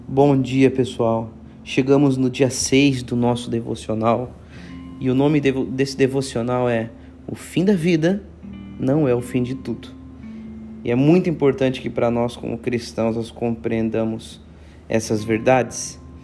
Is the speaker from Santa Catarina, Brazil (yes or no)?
yes; Joinville, Santa Catarina, Brazil; moved away as an adult; now in Itajaí, Brazil; eu moro aqui em Itajaí, Santa Catarina, nasci em Joinville